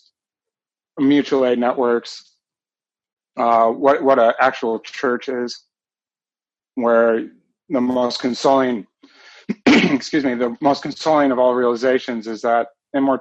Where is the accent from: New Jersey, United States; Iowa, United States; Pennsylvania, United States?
Iowa, United States; also born or lived in Alaska; I grew up in Iowa.